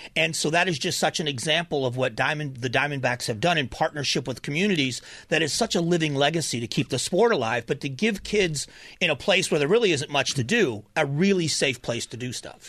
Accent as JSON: {"language": "English", "region": "Florida", "country": "United States", "tie": "born or raised there", "moved": "yes", "lives_now": "Arizona, United States", "said": "I was raised in Florida, so I got to watch the Marlins start"}